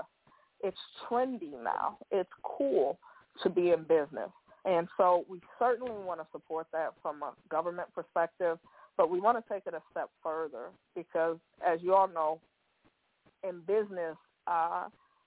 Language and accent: English; Pontiac, Michigan, United States; as a young person growing up in Pontiac